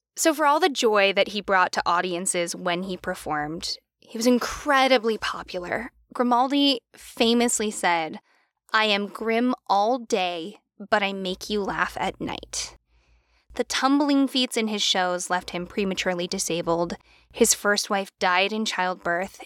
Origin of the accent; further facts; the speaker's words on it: United States; I'm American